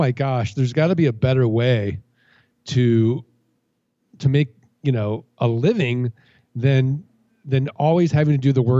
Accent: St. Louis, Missouri, United States; moved away; also born or lived in Indiana; I grew up in St. Louis, Missouri.

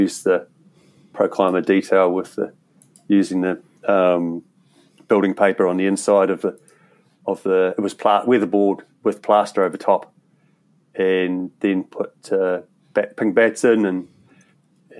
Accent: Masterton, Wellington, New Zealand; also born or lived in Rangiora, Canterbury, New Zealand / United Kingdom; now in Canterbury, New Zealand; I was born here in Canterbury and Rangiora, but quite a young age we went up to the Wairarapa. And eventually we relocated an 1860s two-story home and put it on a section just outside of Masterton.

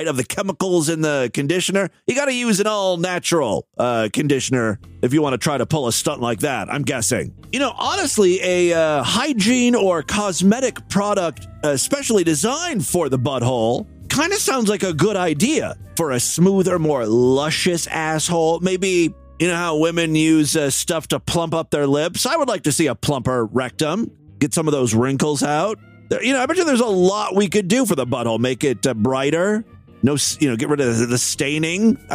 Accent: Ashtabula, Ohio, United States; moved away; my hometown of Ashtabula. That's where my mom lives

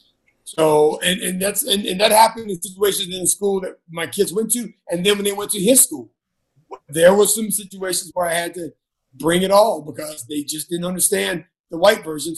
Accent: the South, United States; Because my many years of growing up in the South and growing up with parents who were highly educated

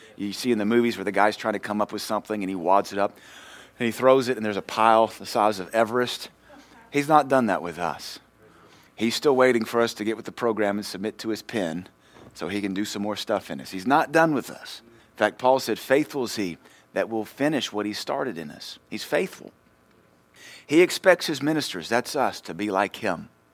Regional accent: Louisiana, United States; moved away; we're from Louisiana

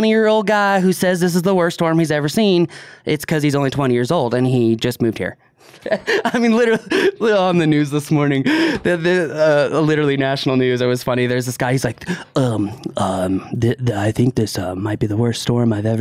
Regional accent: East Coast, United States; I grew up on the East Coast

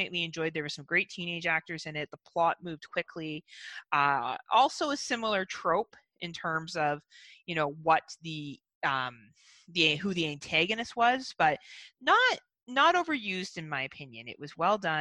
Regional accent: Canada; as being a Canadian citizen

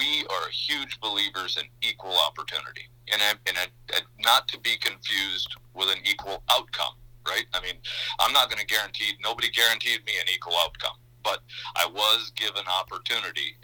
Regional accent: northern Minnesota, United States; also born or lived in Baytown, Texas / Mankato, Minnesota; The long road ended up in northern Minnesota. That's where I grew up

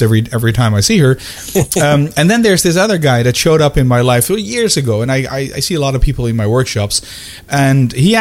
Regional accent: Amsterdam, North Holland, Netherlands; moved away as an adult; also born or lived in United States; now in Belgium; I am Dutch born and raised. Both my parents are Dutch. I was born in Amsterdam. I currently live in Belgium

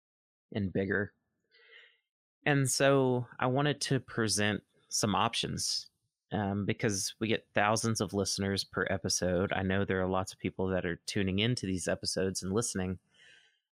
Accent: Mississippi, United States; moved away as an adult; also born or lived in Oregon; I've moved back to my home state of Mississippi

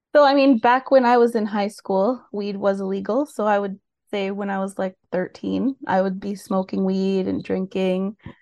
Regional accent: Mississauga, Ontario, Canada; also born or lived in Oakville, Ontario / Brampton, Ontario; now in Port Hope, Canada; I was born in Oakville, Ontario, but grew up in Peel and Mississauga and Brampton my whole life

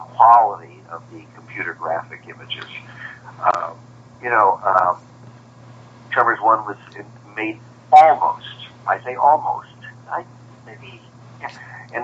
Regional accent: Chicago, Illinois, United States; if I'd grown up on the seacoast instead of Chicago

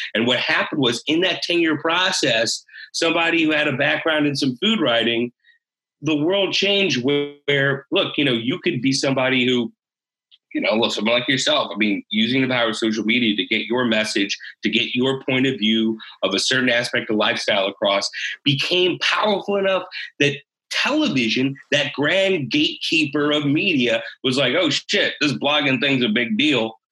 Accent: St. Louis, Missouri, United States; now in Austin, United States; I grew up in St. Louis

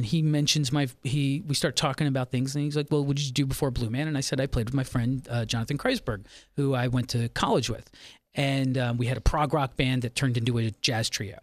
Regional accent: Philadelphia, Pennsylvania, United States; I grew up in Philadelphia

